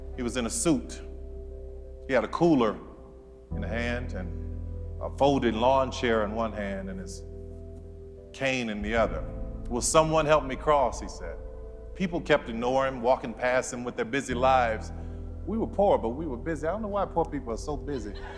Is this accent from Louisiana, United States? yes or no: yes; New Orleans, Louisiana, United States; I grew up in New Orleans